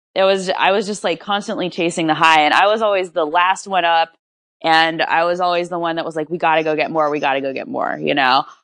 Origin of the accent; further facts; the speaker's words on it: Rancho Cucamonga, California, United States; I was born and raised in Rancho Cucamonga, which is a suburb in Southern California